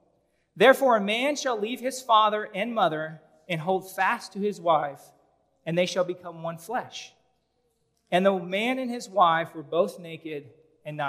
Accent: Omaha, Nebraska, United States; I grew up in North Omaha

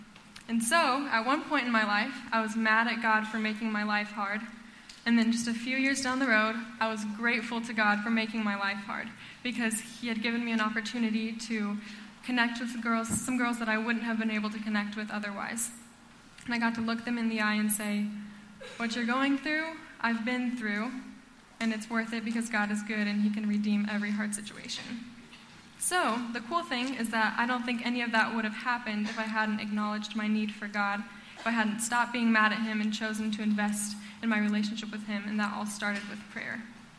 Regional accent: Costa Rica; also born or lived in Honduras; And so I was born in Honduras, and I grew up in Costa Rica.

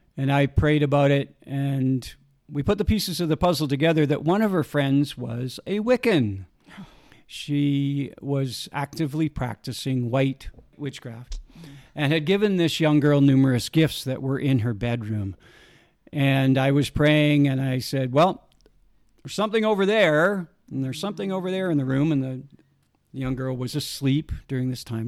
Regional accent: Saskatchewan, Canada; I was raised in Saskatchewan.

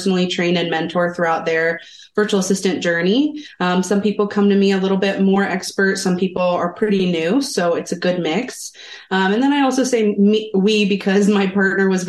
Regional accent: Columbus, Ohio, United States; now in Salem, United States; I'm actually from the Midwest, the Columbus, Ohio area.

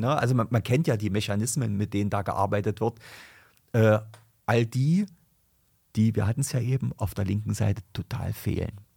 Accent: Germany; bei uns in Deutschland

